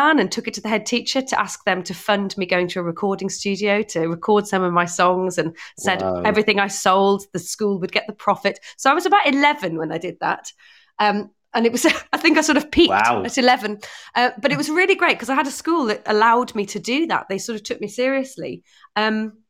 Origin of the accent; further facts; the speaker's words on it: Northumberland, North East England, United Kingdom; I grew up in Northumberland